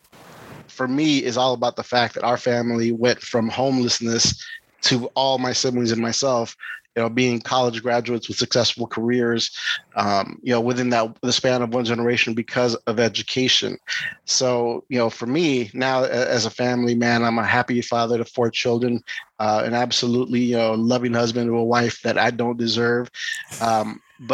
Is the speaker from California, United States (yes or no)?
yes; East Palo Alto, California, United States; I grew up in East Palo Alto